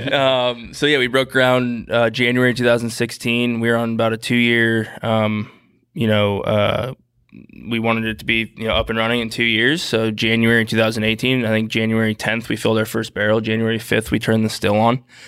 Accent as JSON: {"language": "English", "town": "St. Louis", "region": "Missouri", "country": "United States", "tie": "born or raised there", "moved": "yes", "said": "Saint Louis, born and raised, uh, my hometown"}